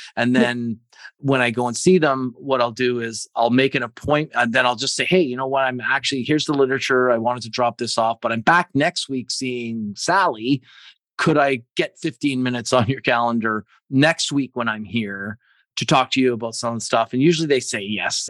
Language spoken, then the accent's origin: English; Canada; being Canadian